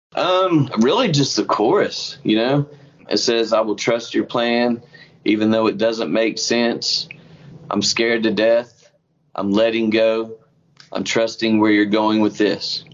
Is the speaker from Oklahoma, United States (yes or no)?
yes; Oklahoma, United States; he lives in my hometown in Oklahoma